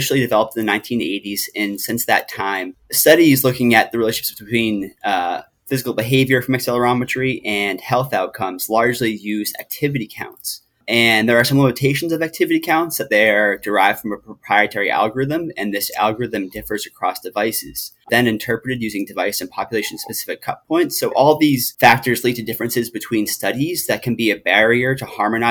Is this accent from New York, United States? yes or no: no; Massachusetts, United States; moved away as an adult; now in North Carolina, United States; I am originally from Massachusetts, and I moved to North Carolina about 3 years ago